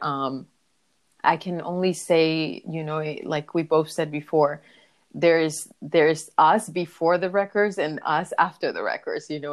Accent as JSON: {"language": "English", "country": "Dominican Republic", "tie": "born or raised there", "said": "I was born in the Caribbean, in the Dominican Republic"}